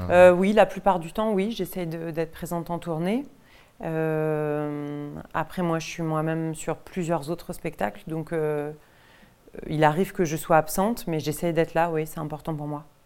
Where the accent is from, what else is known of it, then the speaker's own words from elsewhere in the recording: Deux-Sèvres, Nouvelle-Aquitaine, France; je viens du même département que Laurent Cantet, je viens des Deux-Sèvres, qui est un département très rural dans l'ouest de la France.